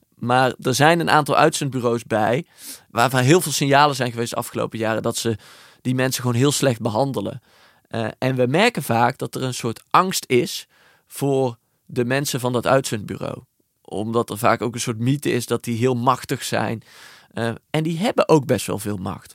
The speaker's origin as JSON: {"language": "Dutch", "country": "Netherlands"}